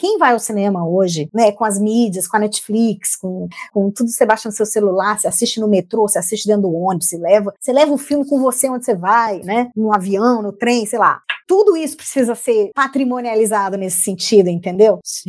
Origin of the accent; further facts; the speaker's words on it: Brazil; moved away as an adult; also born or lived in Portugal / France; eu tô há dois anos fora do Brasil